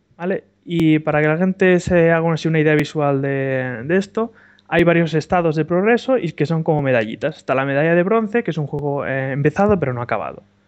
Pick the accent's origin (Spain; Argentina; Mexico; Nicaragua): Spain; Barcelona, Catalonia; also born or lived in Andorra; yo soy de Barcelona